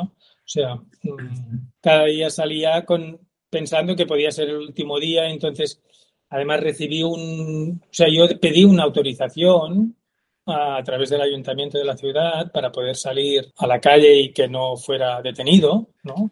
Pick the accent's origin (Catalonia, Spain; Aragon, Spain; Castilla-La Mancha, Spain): Catalonia, Spain; Terrassa; yo soy de Tarrasa